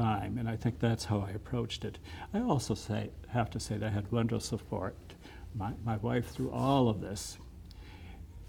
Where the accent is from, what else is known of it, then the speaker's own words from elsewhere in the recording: Canastota, South Dakota, United States; also born or lived in Sioux Falls; I grew up in the Methodist Church in Canastota